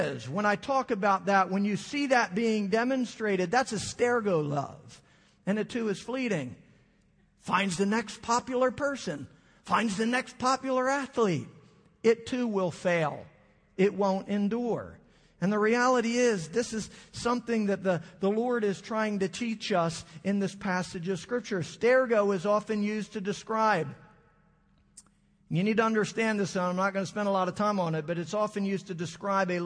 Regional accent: Philadelphia, Pennsylvania, United States; I'm from the Philadelphia area

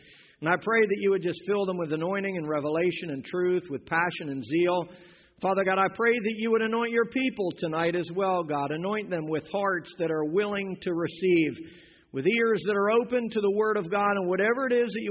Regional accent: Pennsylvania, United States; moved away; When I was a kid growing up in Pennsylvania

